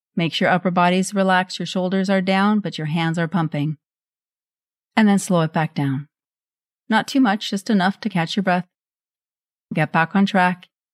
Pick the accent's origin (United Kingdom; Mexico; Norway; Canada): Norway; moved away; I grew up in Norway and we had this chocolate spread.